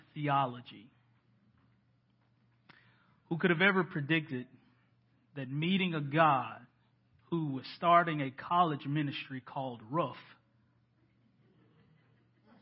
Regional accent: Decatur, Alabama, United States; moved away; my hometown of Decatur, Alabama

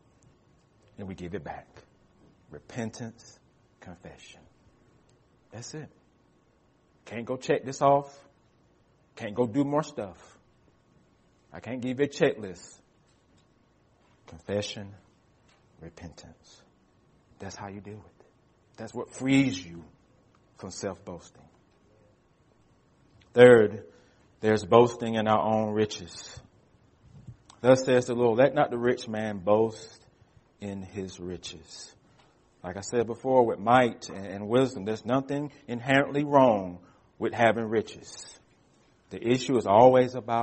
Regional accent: United States; we as American Christians

